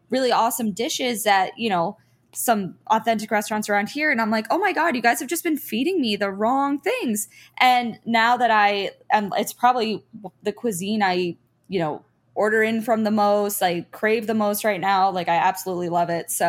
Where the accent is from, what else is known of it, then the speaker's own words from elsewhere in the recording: United States; And I think you know, growing up in America, you kind of see how certain cuisines have, you know, risen in popularity